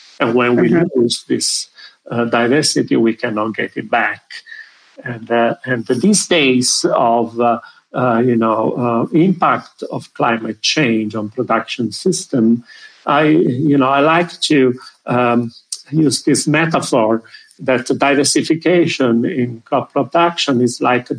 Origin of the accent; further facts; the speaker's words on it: Pompeii, Campania, Italy; When I was a kid, I am from Pompeii. That's a city well known for the Roman ruins. As a kid, I used to wander in the ruins